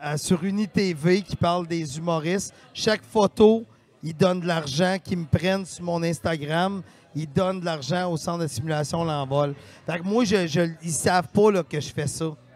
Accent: Victoriaville, Quebec, Canada; moved away; je viens de Victoriaville à la base

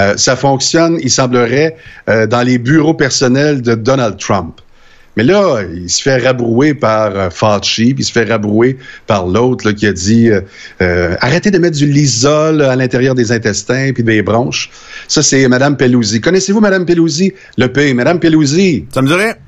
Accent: Quebec, Canada; je suis québécois

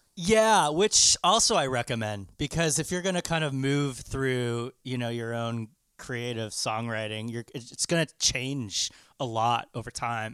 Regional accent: Canada

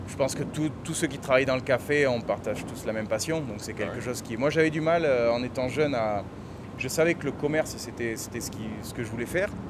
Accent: Bordeaux, Nouvelle-Aquitaine, France; accent: southern; moved away as an adult; also born or lived in Bayonne; now in Costa Rica; Bordelais, Bordelais. Bah, même si j'ai l'accent du Sud

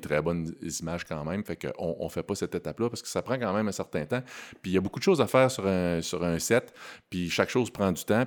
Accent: Quebec City, Quebec, Canada; je suis natif de Québec

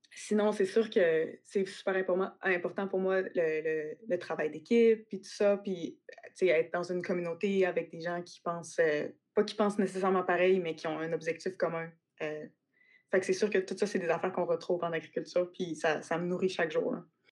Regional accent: Quebec City, Quebec, Canada; also born or lived in Western Canada / Australia; j'ai grandi à Québec plus en ville

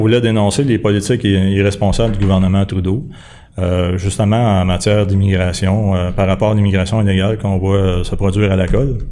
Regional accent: Quebec, Canada; on est tous des Québécois au départ

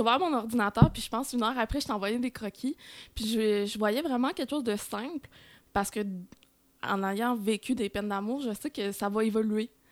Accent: Saint-Mathieu-d'Harricana, Quebec, Canada; now in Longueuil, Canada; je suis native de Saint-Mathieu d'Aricana

